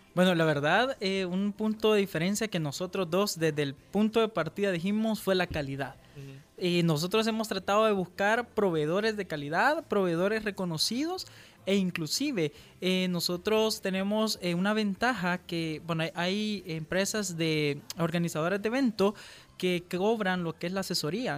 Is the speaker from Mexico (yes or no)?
no; El Salvador; como emprendedores salvadoreños